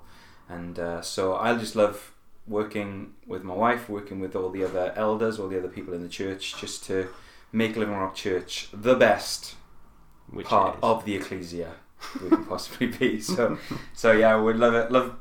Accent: Merthyr Tydfil, Wales, United Kingdom; also born or lived in Cardiff; I'm actually originally from a town in South Wales called Merthyr Tydfil. That's where I was born, that's where I grew up

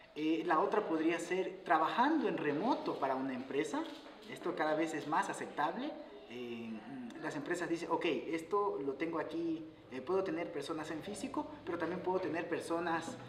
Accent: Guayaquil, Guayas, Ecuador; moved away as an adult; also born or lived in Quito; soy ecuatoriano. Me fui a Quito, soy de Guayaquil

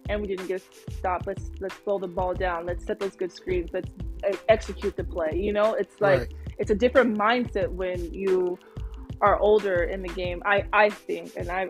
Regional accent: California, United States; I was born in California

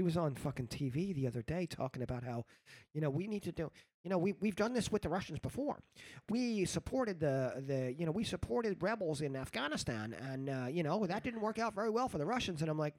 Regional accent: New York City, New York, United States; moved away; also born or lived in Spain; when I grew up in New York City.

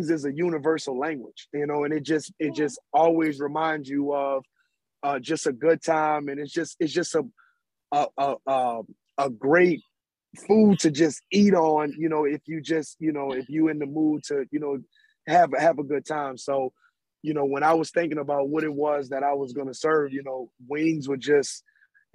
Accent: New Orleans, Louisiana, United States; I'm originally from the 7 Ward. You know, if we talking wards and we talking locations in New Orleans, I'm from the 7 Ward.

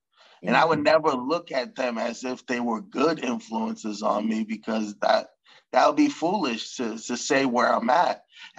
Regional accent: Stoughton, Massachusetts, United States; I grew up in Stoughton.

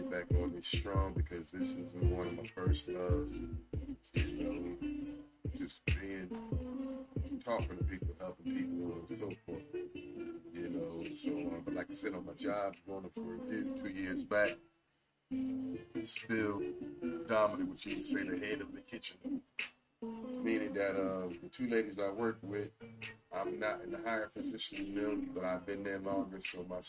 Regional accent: New Jersey, United States; I'm from New Jersey

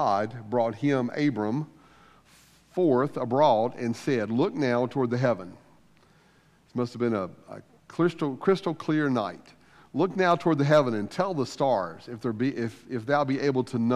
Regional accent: United States; we as American Christians

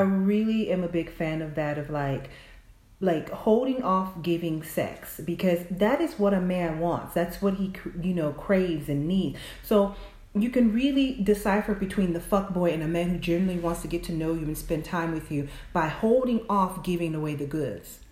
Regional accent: the South, United States; I'm from the South

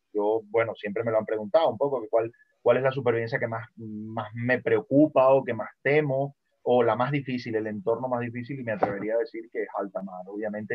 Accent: Venezuela; moved away; yo nací en Venezuela

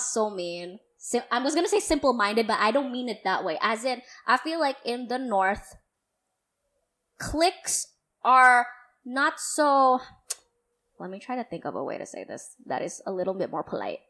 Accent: Jakarta, Indonesia; I grew up in Pandakinda

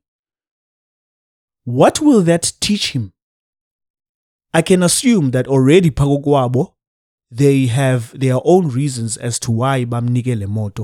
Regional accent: Cape Town, Western Cape, South Africa; I am from Gugule to Cape Town, South Africa.

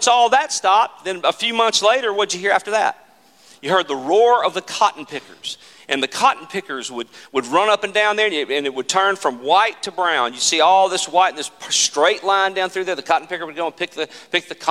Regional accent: Mississippi Delta, United States; I grew up in the Mississippi Delta, and our house literally was on the edge of a cotton field.

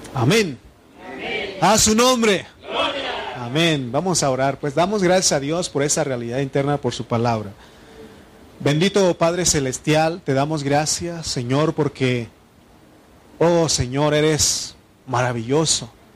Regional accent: Mexico; also born or lived in State of Mexico; como buen mexicano

